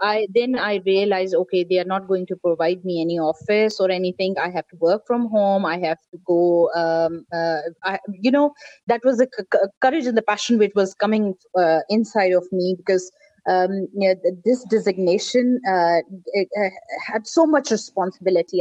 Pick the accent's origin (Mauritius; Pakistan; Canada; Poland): Pakistan; i'm pakistani